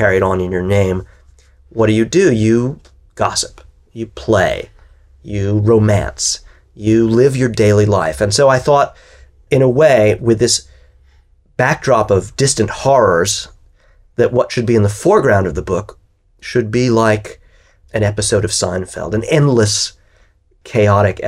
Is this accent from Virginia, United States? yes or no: no; New York, United States; as a New Yorker, having lived through 9/11